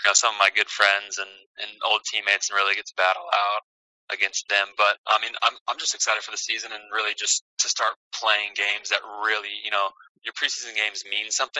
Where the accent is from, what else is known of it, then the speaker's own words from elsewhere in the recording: Kansas City, United States; moved away; I'm from Kansas City, so Sporting's a big deal down there